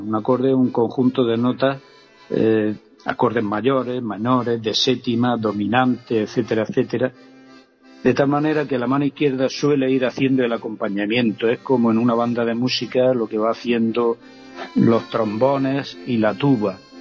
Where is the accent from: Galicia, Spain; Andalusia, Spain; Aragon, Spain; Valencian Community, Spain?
Andalusia, Spain; Vera; Yo recuerdo el primer instrumento fue una armónica en Vera, en mi pueblo